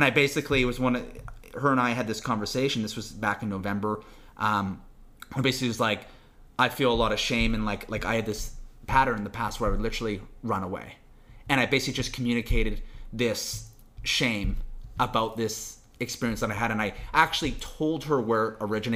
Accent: Vancouver, British Columbia, Canada; also born or lived in Toronto; I'm born and raised in Vancouver

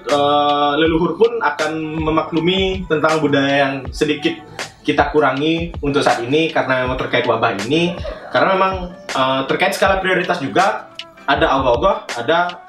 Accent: Bali, Indonesia; Saya juga sebagai orang Bali sedikit gimana ya berpikir, wih

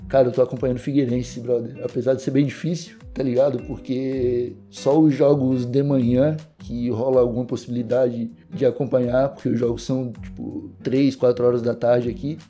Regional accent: Brazil; moved away as an adult; now in Portugal; eu abri a boca para dar bom dia, eles já sabem que eu sou brasileiro

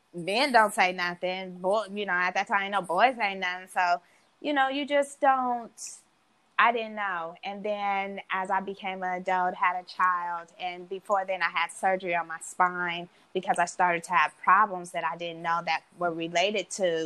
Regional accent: Oakland, California, United States; we're both from Oakland

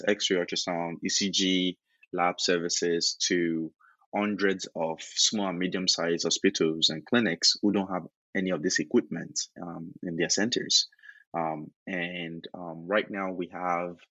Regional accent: Nigeria; moved away as an adult; also born or lived in United States; I was born and raised in Nigeria, did my undergrad in Nigeria even, and went to the US to study for my grad degree

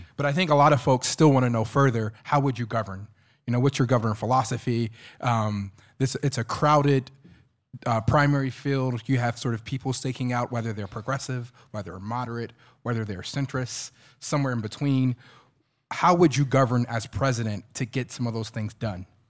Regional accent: Columbus, Ohio, United States; moved away as an adult; now in Iowa City, United States; I'm originally from Columbus, Ohio.

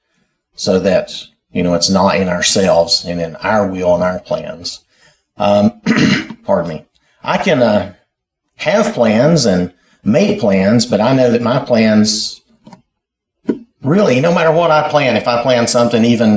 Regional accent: United States; when I was growing up in Wilkes County.

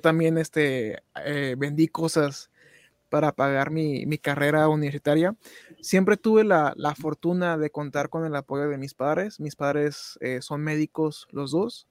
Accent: Tijuana, Baja California, Mexico; moved away; ahorita que ando de regreso aquí en, en mi tierra natal, en, en Tijuana, bueno, en la, tierra donde, donde nos criamos

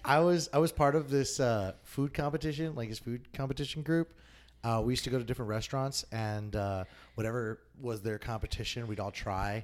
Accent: El Paso, Texas, United States; moved away; I'm originally from El Paso, Texas

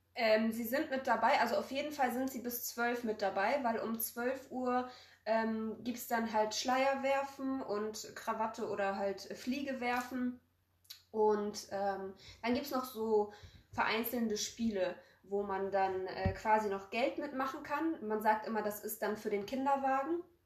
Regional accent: Poland; now in Germany; wir kommen aus Polen

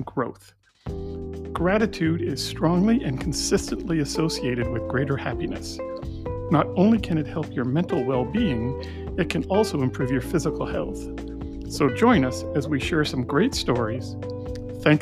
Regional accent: Canada; moved away; as a Canadian who lives down here

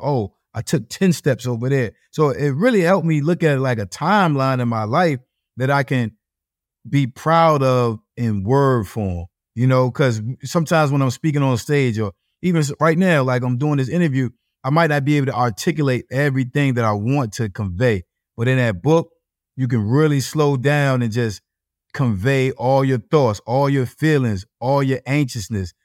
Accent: Norfolk, Virginia, United States; I'm from Norfolk, Virginia

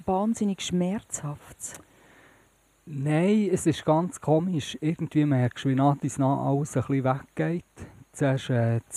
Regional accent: Bern, Switzerland; Ich komme von Bern, von der Stadt selber.

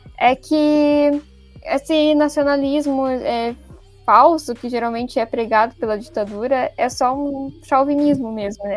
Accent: Brazil

